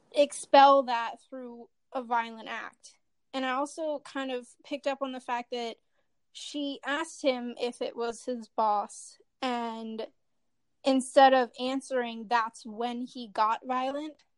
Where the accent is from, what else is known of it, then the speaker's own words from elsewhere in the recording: Kansas City, Missouri, United States; I'm from the Kansas City, Missouri area